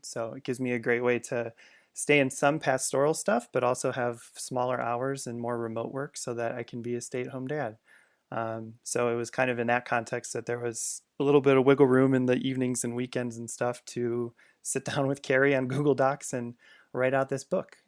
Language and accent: English; Chicago suburbs, Illinois, United States; I grew up in the Chicago suburbs